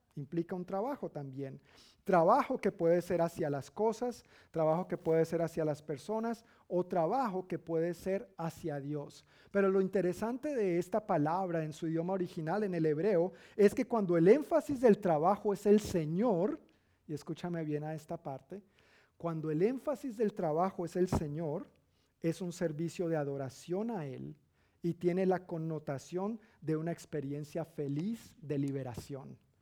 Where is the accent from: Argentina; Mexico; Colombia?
Colombia; decimos en Colombia.